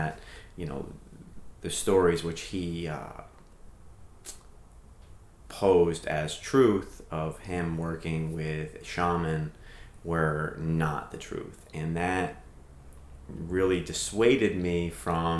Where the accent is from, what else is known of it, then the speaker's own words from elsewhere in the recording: New England, United States; growing up in New England and living in New England and driving in New England